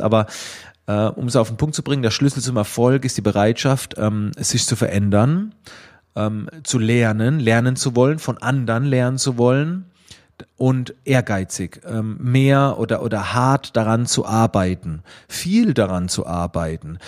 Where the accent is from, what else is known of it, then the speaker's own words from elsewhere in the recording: Schwetzingen, Baden-Württemberg, Germany; Man hörte es oder man hörte es ein klein wenig aus dem äh, Dialekt, ähm, aus welcher Ecke in Deutschland ich wohl komme. Ich komme aus der Nähe von Heidelberg-Mannheim in Schwetzingen